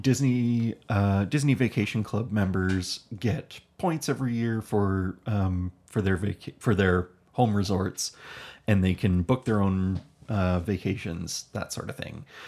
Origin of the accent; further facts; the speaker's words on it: Hamilton, Ontario, Canada; We're from Hamilton, Ontario